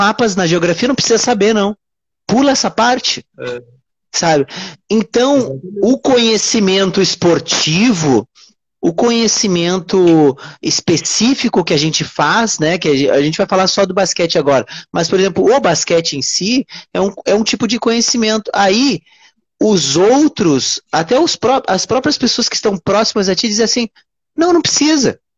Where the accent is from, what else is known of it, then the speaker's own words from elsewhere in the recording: Rio Grande do Sul, Brazil; now in Rio de Janeiro, Brazil; hoje eu sou gaúcho, mas hoje eu moro no Rio uhum. de Janeiro.